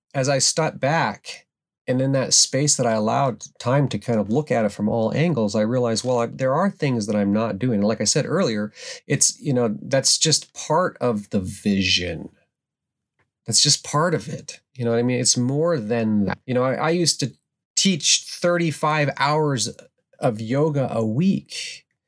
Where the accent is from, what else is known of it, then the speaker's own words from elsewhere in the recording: Alaska, United States; growing up in the Alaskan wilderness